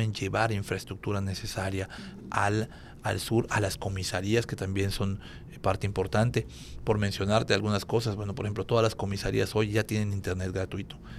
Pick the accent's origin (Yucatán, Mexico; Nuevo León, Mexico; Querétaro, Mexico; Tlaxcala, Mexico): Yucatán, Mexico; Mérida; nosotros como ciudadanos eh, de Mérida